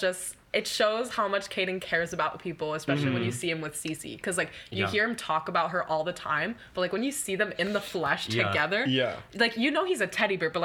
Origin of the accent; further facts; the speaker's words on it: Miami, Florida, United States; I'm from Miami. I was born in Miami